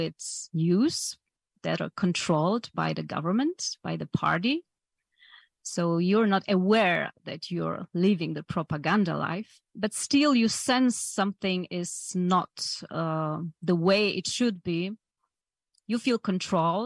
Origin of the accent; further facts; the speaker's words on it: Poland; English is a second language; So I've been growing up in communist Poland. As you said, I was born in Poland in 1975.